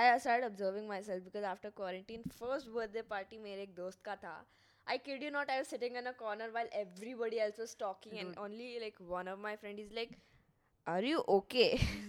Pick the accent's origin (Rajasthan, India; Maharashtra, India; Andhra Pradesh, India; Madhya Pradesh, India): Andhra Pradesh, India; moved away; also born or lived in Hyderabad; I was like, I'm from Andhra Pradesh.